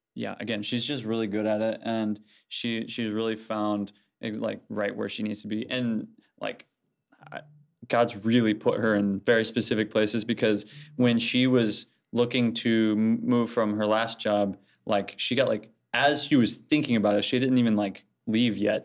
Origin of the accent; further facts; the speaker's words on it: Fort Wayne, Indiana, United States; I'm from Fort Wayne, um, and I, my home church is Broadway Christian